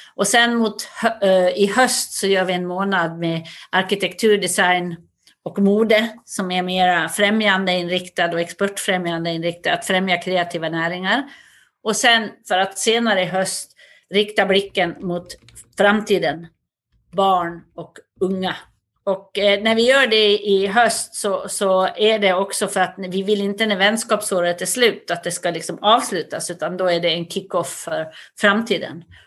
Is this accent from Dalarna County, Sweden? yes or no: yes; Västerdalarna, Dalarna County, Sweden; accent: Dalarna dialect (dalmål); moved away as an adult; also born or lived in United States / Stockholm; now in Paris, France; Jag kommer från en liten by i Västerdalarna med tusen invånare